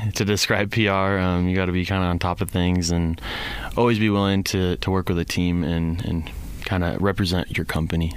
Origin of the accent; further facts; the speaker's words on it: Gilbert, Arizona, United States; now in Rexburg, United States; I'm from Gilbert, uh, so I got to see kind of the two sides of Gilbert. As in, when I grew up